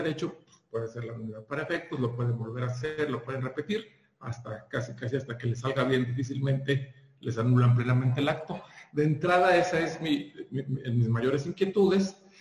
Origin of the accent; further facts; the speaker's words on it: Durango, Mexico; moved away; yo llegué de Durango, se de Durango, ya aquí en el, año 2000